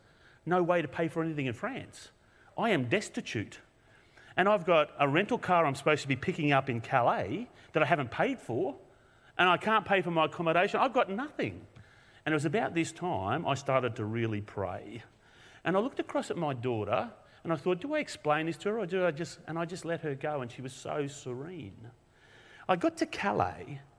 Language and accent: English; Australia; from Australia